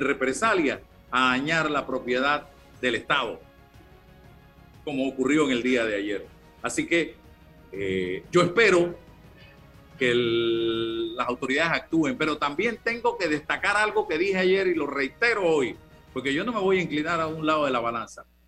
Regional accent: Panama; como panameño, como periodista

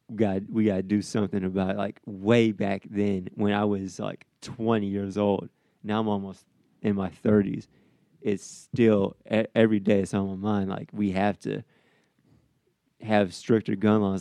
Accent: Midwest, United States; also born or lived in the South; now in Iowa, United States; I'm from the Midwest

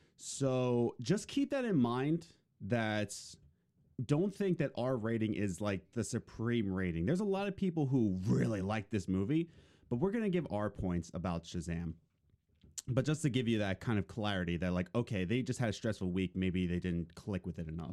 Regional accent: Philadelphia, Pennsylvania, United States; I was born and raised in Philadelphia, but when my parents divorced, uh, me and my mom lived with my grandparents, in the suburbs of Philadelphia

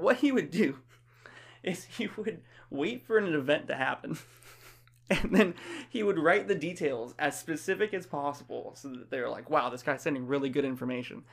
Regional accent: Florida, United States; moved away as an adult; also born or lived in Ohio; now in Virginia, United States; I'm from Florida

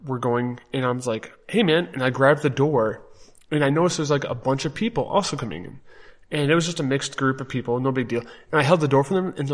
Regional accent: Wisconsin, United States; moved away; I'm from Wisconsin

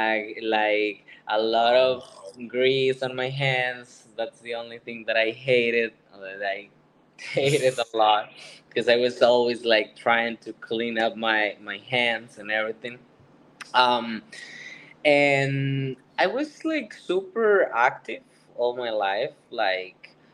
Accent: San José, Costa Rica; moved away as an adult; now in Florida, United States; I was born in San Jose, in the capital, in Costa Rica

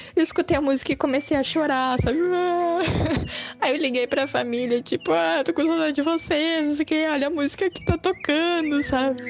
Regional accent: Brazil; also born or lived in Japan; Watashi wa buraziru jin, eu sou brasileira

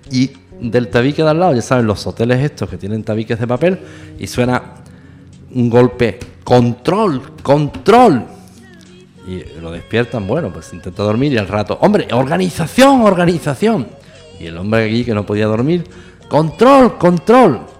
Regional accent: southern Spain, Spain; No olviden nunca que somos latinos de cultura latina y todo esto, pues no tiene, eh, como dicen en mi tierra, tiene su mijilla de guasa, que dicen en el sur de España.

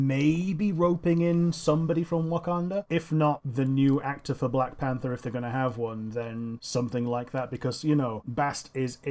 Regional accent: United Kingdom; We are certified British

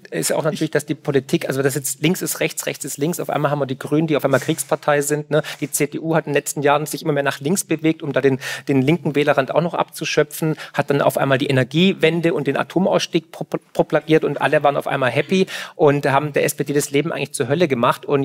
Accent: Swabia, Germany; ja, ich komme aus dem Schwabenland, wir verwenden nur noch den Waschlappen.

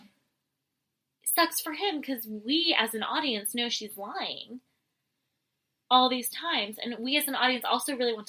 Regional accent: San Luis Obispo, California, United States; growing up in San Luis Obispo area.

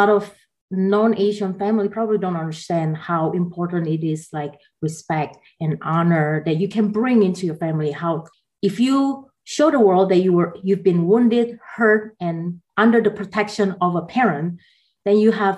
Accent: Jakarta, Indonesia; moved away as an adult; also born or lived in Taiwan / Atlanta, Georgia; now in United States; I grew up in Jakarta

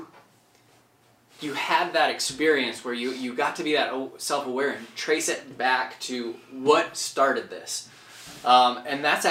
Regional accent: Chamberlain, South Dakota, United States; now in Sioux Falls, United States; I grew up in Chamberlain

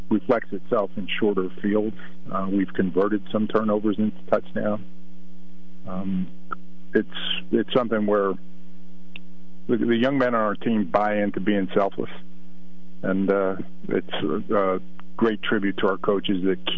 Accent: New Jersey, United States; accent: New Jersey; Excuse my New Jersey accent

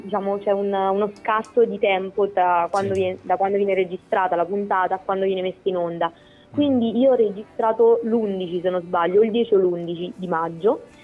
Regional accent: Pagliare del Tronto, Marche, Italy; sono di Pagliare del Tronto

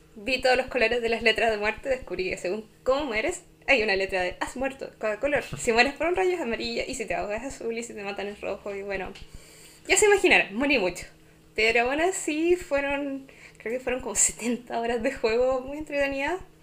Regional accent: Chile; soy chilena

